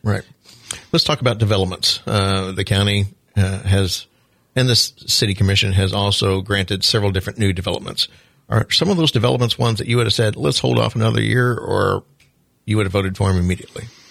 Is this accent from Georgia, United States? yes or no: no; Southwest Missouri, United States; now in Flagler Beach, United States; I'm from Southwest Missouri